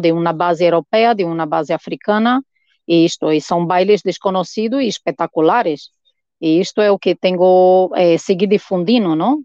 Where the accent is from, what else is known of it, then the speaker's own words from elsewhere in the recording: Olinda, Pernambuco, Brazil; now in Bilbao, Spain; Eu sou de Olinda, a terra do Maracatu